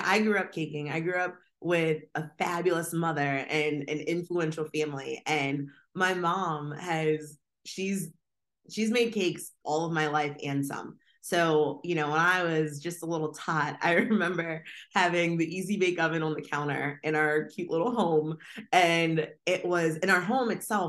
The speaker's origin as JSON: {"language": "English", "town": "Harrisburg", "region": "Pennsylvania", "country": "United States", "said": "I am originally from Central Pennsylvania. Harrisburg, PA is home"}